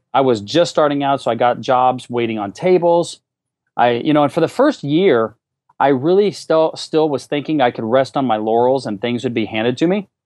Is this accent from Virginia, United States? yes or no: no; Alaska, United States; moved away as an adult; also born or lived in Fullerton, California; I moved to California from Alaska where I grew up